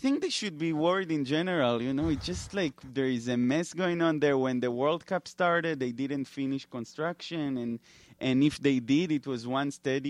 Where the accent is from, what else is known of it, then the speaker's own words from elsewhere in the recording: New York, United States; You know, we're like, we're from New York. We have everything.